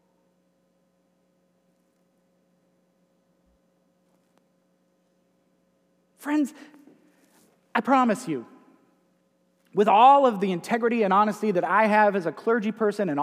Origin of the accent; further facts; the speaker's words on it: United States; accent: Yankee; moved away; my Yankee accent